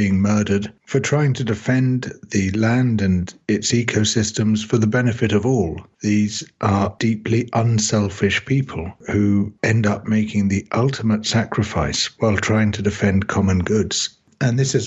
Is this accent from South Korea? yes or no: no; United Kingdom; I came from the United Kingdom